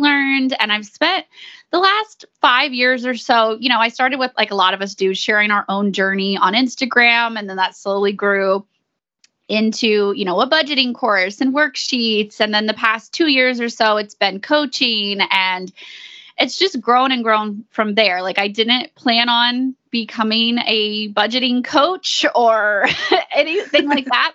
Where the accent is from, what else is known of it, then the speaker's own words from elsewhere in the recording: East Texas, United States; We are from East Texas